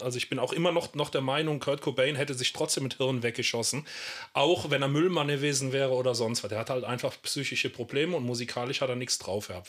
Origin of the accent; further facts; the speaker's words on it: Germany; Ich komme hier aus der Eifel, aus so einem kleinen 600-Seelendorf